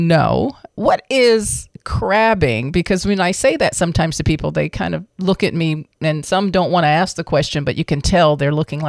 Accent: Washington, District of Columbia, United States; I'm from originally Washington, D.C., so we would go out to the Chesapeake Bay area and do some crabbing there.

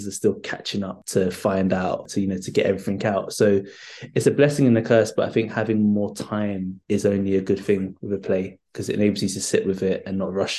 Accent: London, United Kingdom; I grew up in North London. I grew up in Holloway, not too far off the Cali Road.

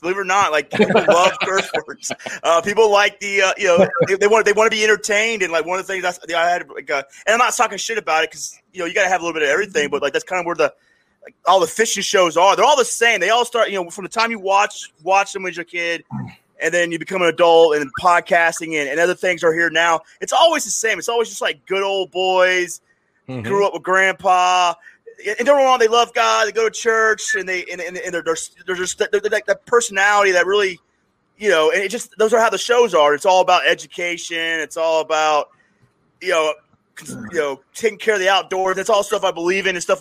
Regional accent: Panama City, Florida, United States; I'm from Panama City, Florida, so when I was in high school, we'd skip school to go hang out with the Spring Breakers

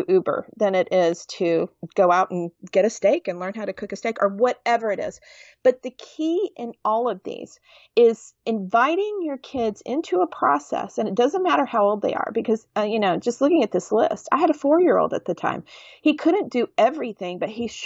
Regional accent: the South, United States; I am from the South

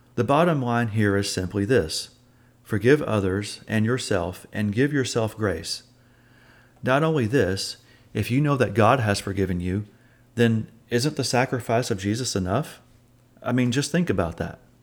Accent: Oklahoma, United States; moved away as an adult; also born or lived in Alabama; moved away from my home state of Oklahoma to Alabama

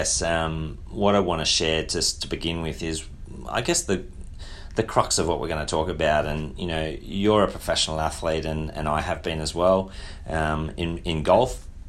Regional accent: Australia; Or, you know, growing up in Australia, we're so blessed, aren't we?

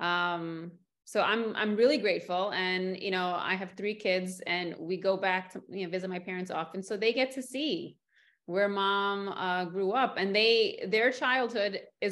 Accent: New York City, New York, United States; I was born and raised in New York City on the Upper East Side of Manhattan

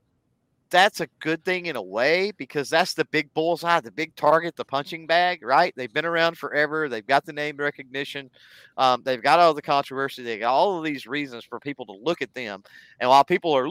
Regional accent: Texas, United States; one of the beautiful things about being a Texan

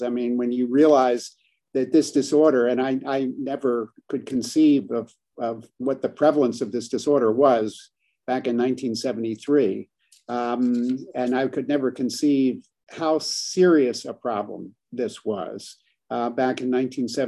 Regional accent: California, United States; I'm from California

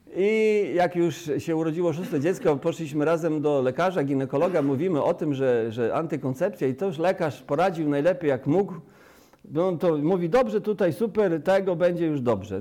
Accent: Sierakowice, Pomeranian Voivodeship, Poland; also born or lived in Rudka; now in Chojnice, Poland; urodziłem się na Kaszubach, wychowałem się na Kaszubach w gminie Sierekowice, powiat Kartuzy

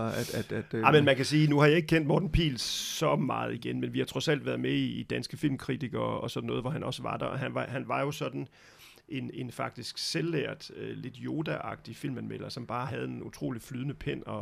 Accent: Brussels, Brussels-Capital Region, Belgium; also born or lived in Denmark; vokset op, kan man sige, øhm, godt nok de første leveår i Danmark, men så øh, blev jeg transporteret som lille dreng til Bruxelles i Belgien, fordi min far skulle arbejde i det, der hed EF dengang.

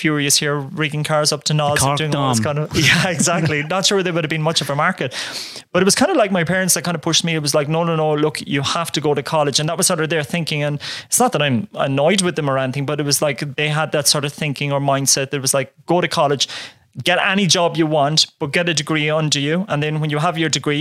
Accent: North Cork, Munster, Ireland; So I grew up on a farm, humble background. So in Castletown Road, which is a small little village in North Cork

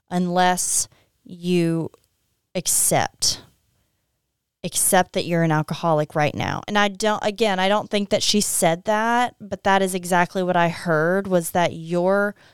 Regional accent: Opelousas, Louisiana, United States; I don't think many people probably make it out and say I'm I'm from Opelousas.

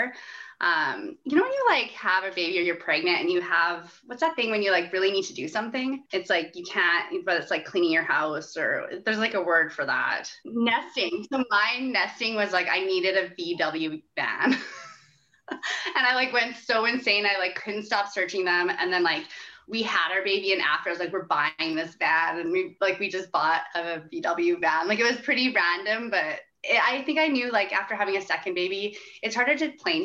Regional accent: Saskatoon, Saskatchewan, Canada; moved away as an adult; also born or lived in Calgary / Edmonton / Vancouver; now in Regina, Canada; I grew up in Saskatoon, lived in Calgary, Edmonton.

